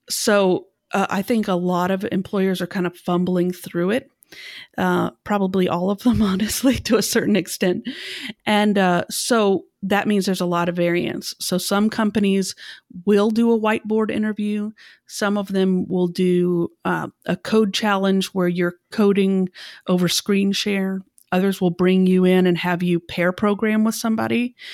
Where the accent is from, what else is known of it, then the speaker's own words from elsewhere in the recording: Atlanta, Georgia, United States; moved away as an adult; now in Chicago, United States; Well, I live in Chicago now, but I'm actually from Atlanta. So I lived in Atlanta from the time that I was 2 up until a year ago.